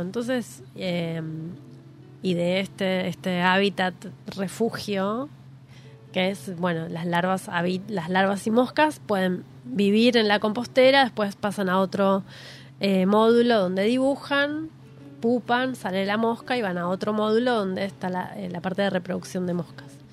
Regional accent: Quilmes, Buenos Aires Province, Argentina; cuando era niña, yo nací en Quilmes, viví mucho tiempo en una casa

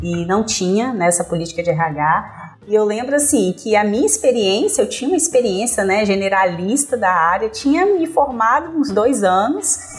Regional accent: São Mateus, Espírito Santo, Brazil; also born or lived in Vitória / Vila Velha; Nasci em Vitória. Nasci em Vitória. Quando chegamos em São Mateus

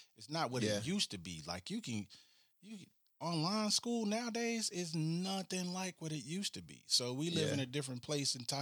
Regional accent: Chicago, Illinois, United States; I'm from Chicago, born and raised.

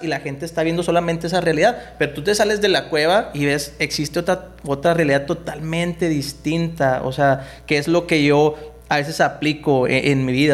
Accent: Nuevo Laredo, Tamaulipas, Mexico; Yo crecí aquí en Nuevo Laredo en, en, en, en la colonia San Rafael

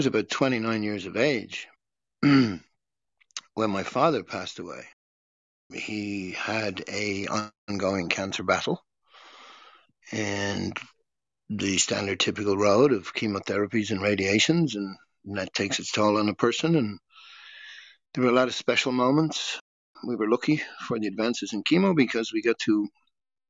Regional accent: Dublin, Leinster, Ireland; moved away as an adult; also born or lived in Costa Rica; We're from Dublin, Ireland

